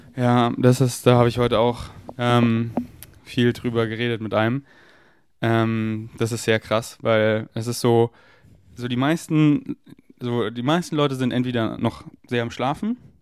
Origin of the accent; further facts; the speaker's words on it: Munich, Bavaria, Germany; moved away; in München bin, wo ich aufgewachsen bin